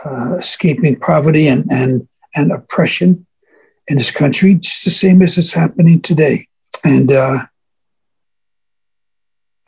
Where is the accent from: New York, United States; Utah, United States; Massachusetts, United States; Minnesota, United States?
New York, United States; New York City; when I was born in Brooklyn.